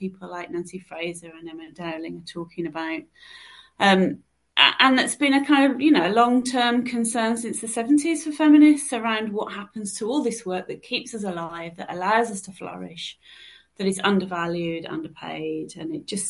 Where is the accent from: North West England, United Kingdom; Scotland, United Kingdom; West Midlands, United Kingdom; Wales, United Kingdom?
West Midlands, United Kingdom; Birmingham; moved away; I'm going back to my roots, back to Birmingham